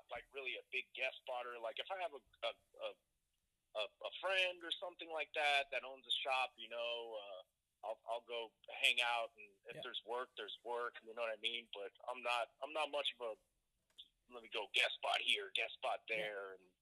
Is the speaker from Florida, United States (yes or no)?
yes; Miami, Florida, United States; now in Madisonville, United States; I'm from Miami, but now I'm tattooing up in Kentucky, in Madisonville